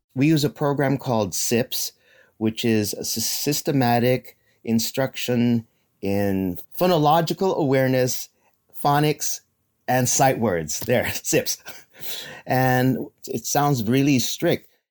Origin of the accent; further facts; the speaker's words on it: Philippines; we're Filipino, and they refer to me as Ninong